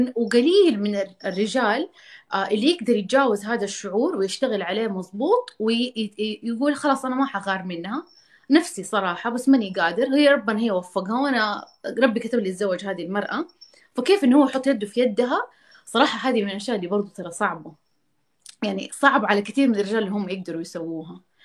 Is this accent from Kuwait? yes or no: no; Jeddah, Makkah Province, Saudi Arabia; انا عشان من جده